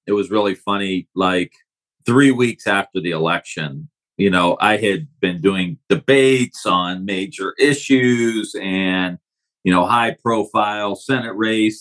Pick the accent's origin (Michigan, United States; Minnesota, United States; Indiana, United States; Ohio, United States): Ohio, United States; Youngstown; I grew up just outside of Youngstown, Ohio, northeast area of the state